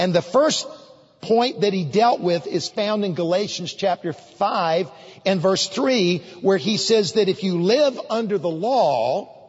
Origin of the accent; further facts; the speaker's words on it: United States; as an American citizen